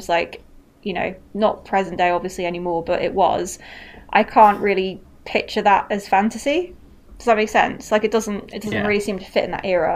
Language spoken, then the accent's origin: English; United Kingdom; we're British